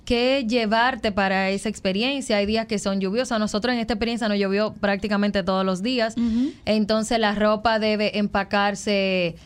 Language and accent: Spanish; Dominican Republic; como creadora de contenidos de viaje y como dominicana